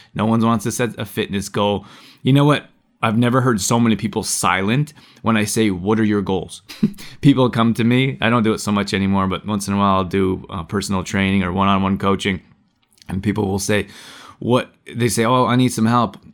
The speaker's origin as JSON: {"language": "English", "country": "Canada", "tie": "born or raised there", "moved": "yes", "said": "growing up in Canada, it's cold"}